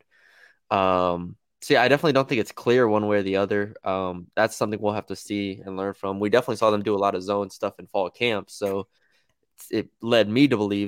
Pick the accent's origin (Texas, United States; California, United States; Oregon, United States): Texas, United States; San Antonio; I'm from San Antonio, Texas